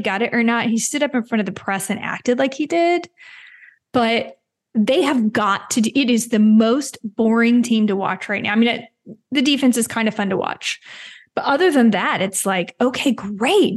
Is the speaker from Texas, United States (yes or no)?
yes; Mesquite, Texas, United States; I'm from Mesquite, Texas.